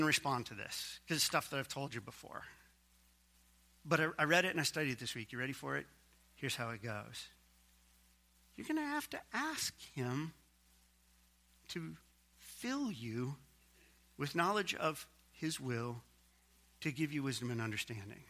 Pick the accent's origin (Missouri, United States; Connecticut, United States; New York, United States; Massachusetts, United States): Missouri, United States; my home state, Missouri